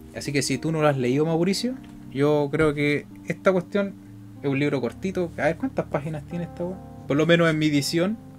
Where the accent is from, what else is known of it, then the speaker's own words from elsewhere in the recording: Chile; somos chilenos